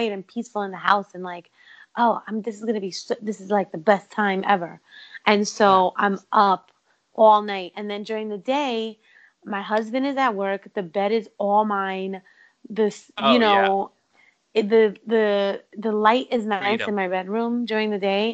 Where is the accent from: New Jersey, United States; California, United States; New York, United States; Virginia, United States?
New York, United States; New York City; I'm from Brooklyn.